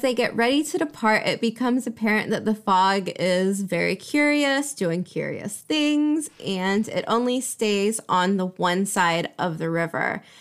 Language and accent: English; United States; now in Europe; Being an American living in Europe